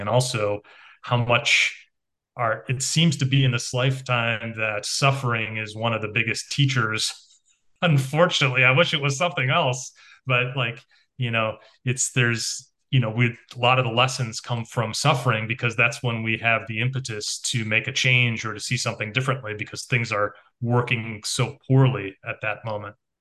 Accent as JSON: {"language": "English", "town": "Chicago", "region": "Illinois", "country": "United States", "tie": "born or raised there", "said": "growing up in Chicago"}